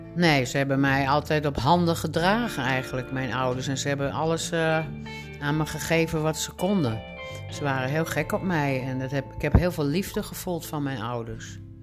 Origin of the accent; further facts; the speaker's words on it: Groningen, Netherlands; now in Alkmaar, Netherlands; geboren in Groningen in 1948.